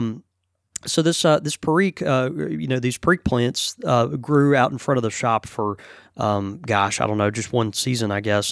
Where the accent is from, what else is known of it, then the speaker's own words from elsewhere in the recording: Houston, Texas, United States; moved away; I was born in Houston, you know, and, and I still have family all over East to Texas